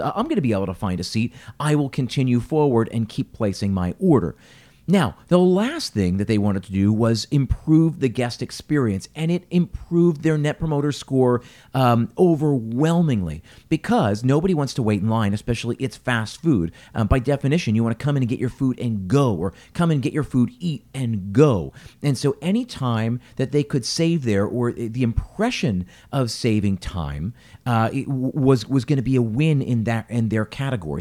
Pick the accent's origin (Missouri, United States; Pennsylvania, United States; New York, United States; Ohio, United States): Pennsylvania, United States; Philadelphia; I'm from Philadelphia